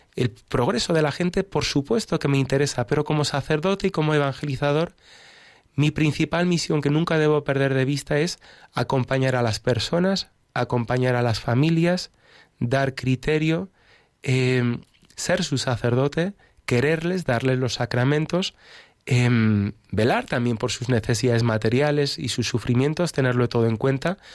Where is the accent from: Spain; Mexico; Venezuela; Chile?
Spain; moved away as an adult; also born or lived in United States; nací en Estados Unidos, pero me crié en España, me siento, me considero español